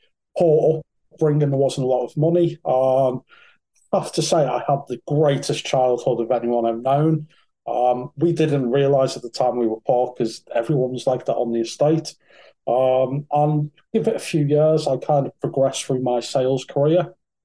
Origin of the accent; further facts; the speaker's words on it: North West England, United Kingdom; So I was brought up in Merseyside. Probably can't tell that for the accent. You probably thought I was raised in London. But no, I was raised in Merseyside, in Thatcher's Merseyside in the sort of 80s and 90s.